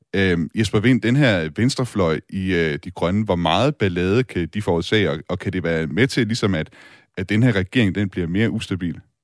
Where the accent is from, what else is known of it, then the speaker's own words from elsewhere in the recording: Denmark; som dansker